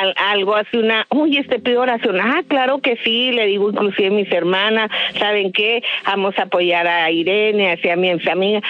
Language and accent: Spanish; Ciudad Juárez, Chihuahua, Mexico; moved away; yo soy de Ciudad Juárez, voy a Juárez